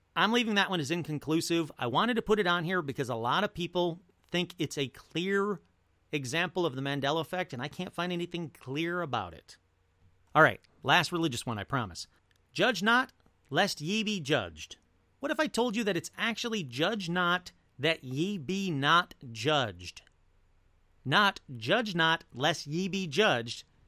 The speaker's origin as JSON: {"language": "English", "town": "Detroit", "region": "Michigan", "country": "United States", "said": "I come from a family, I come from Detroit."}